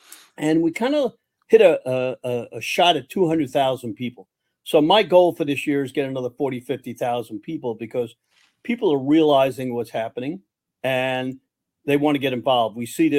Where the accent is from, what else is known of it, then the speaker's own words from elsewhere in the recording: Miami, Florida, United States; I come from Miami originally. I went to Miami High, University of Miami.